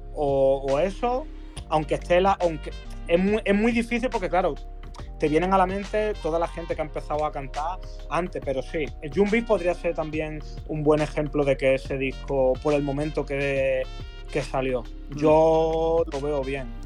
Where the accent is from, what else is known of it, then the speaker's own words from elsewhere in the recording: Málaga, Andalusia, Spain; de donde soy yo, de Málaga